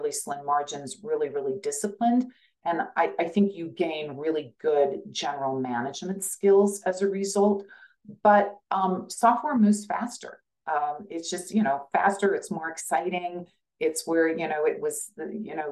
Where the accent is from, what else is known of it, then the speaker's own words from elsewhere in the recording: Kansas, United States; moved away as an adult; also born or lived in Silicon Valley; I'm from Kansas. I am still very connected to Kansas. I go back all the time